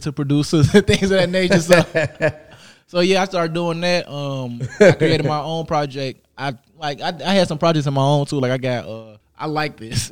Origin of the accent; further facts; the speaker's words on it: Chicago, Illinois, United States; I'm from Chicago. I started off, you know, just being around my cousins